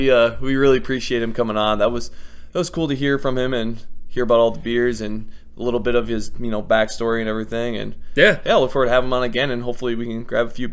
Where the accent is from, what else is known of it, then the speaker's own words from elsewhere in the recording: Decorah, Iowa, United States; that's like my hometown area.